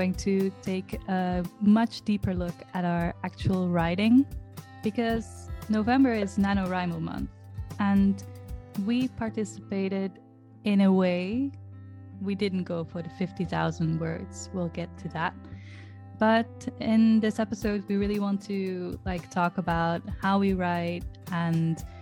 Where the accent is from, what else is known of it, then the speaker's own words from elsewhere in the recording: Belgium; English is a second language; I'm Belgian.